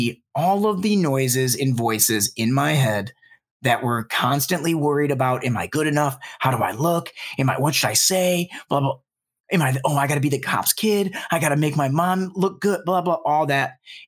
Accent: Detroit, Michigan, United States; So, you know, as I had kind of mentioned, I grew up in Metro Detroit

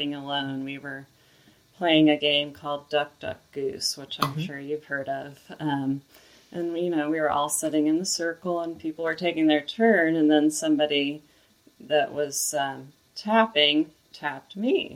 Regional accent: Indiana, United States; also born or lived in Memphis, Tennessee; I was born here and went to school here and went to college in Indiana.

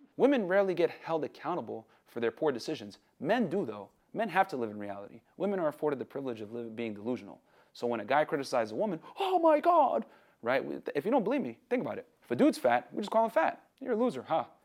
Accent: New Britain, Connecticut, United States; I grew up in New Britain, Connecticut

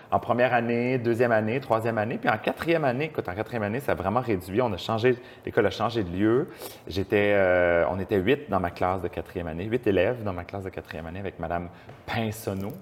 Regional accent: Montreal, Quebec, Canada; also born or lived in Beauport, Quebec City; j'ai vécu à Québec jeune, mais j'ai déménagé à Montréal ou dans la, sur la rive sud de Montréal quand, j'étais tout petit. Uh-huh. Alors, j'ai vécu toute ma jeunesse à Montréal

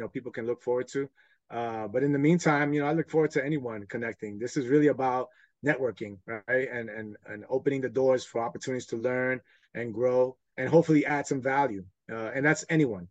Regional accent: New York City, New York, United States; growing up in New York

